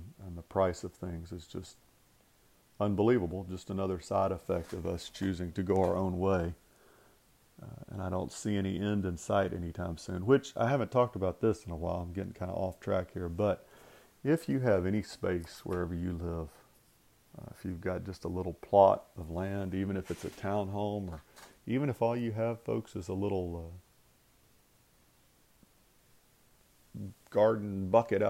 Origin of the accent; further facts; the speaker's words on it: United States; being Americans, being that distinctive nation and people